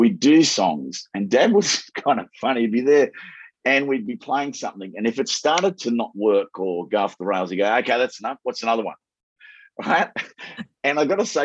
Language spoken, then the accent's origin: English; Australia; growing up in Laidlaw Park in St. Bernadette's